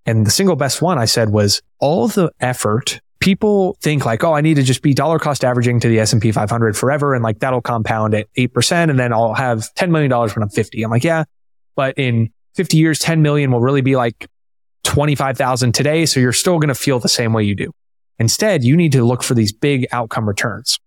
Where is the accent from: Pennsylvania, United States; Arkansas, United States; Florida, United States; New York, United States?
Florida, United States; Tampa; I'm from Tampa, born and raised